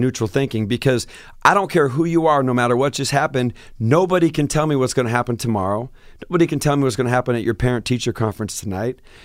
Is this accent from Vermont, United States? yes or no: no; Seattle, Washington, United States; moved away as an adult; I said, Seattle